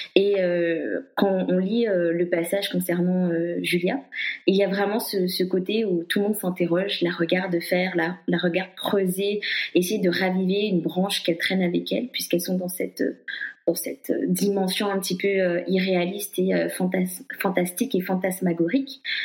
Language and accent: French; Guadeloupe; je suis guadeloupéenne